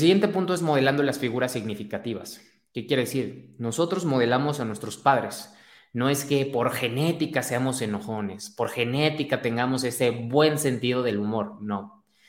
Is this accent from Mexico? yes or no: yes; Mexico; Soy mexicano, como buen mexicano.